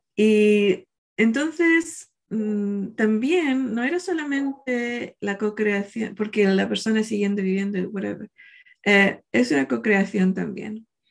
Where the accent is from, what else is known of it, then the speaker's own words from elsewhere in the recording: Chile; el día del 4 de marzo, nací yo en Chile